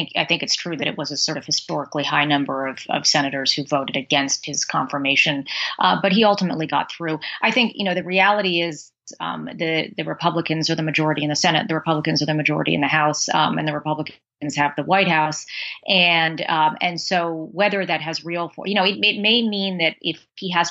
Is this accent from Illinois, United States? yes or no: no; Washington, District of Columbia, United States; I was actually born in Washington, D.C., about three blocks from where I'm sitting right now